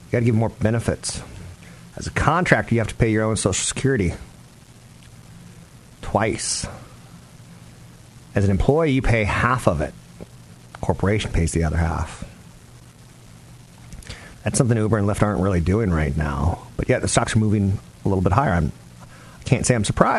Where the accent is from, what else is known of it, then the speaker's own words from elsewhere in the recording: California, United States; I'm from California.